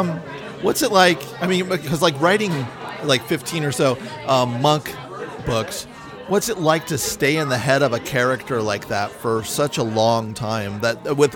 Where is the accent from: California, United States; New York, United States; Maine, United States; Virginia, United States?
California, United States; Millbrae; I grew up in Millbrae.